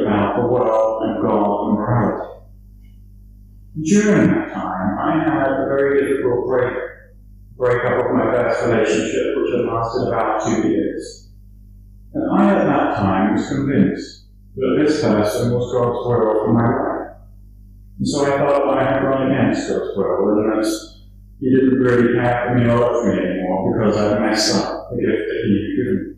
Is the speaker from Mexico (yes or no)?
no; Dublin, Leinster, Ireland; I grew up in Dublin